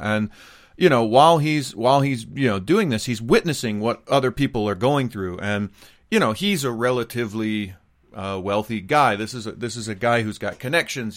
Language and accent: English; United States; now in Japan; I'm an American, married to a Japanese person, living in Japan